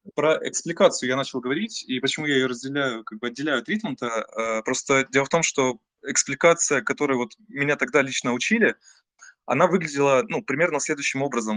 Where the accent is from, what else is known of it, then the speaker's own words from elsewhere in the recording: Taganrog, Rostov Oblast, Russia; я сам из Таганрога, это Ростовская область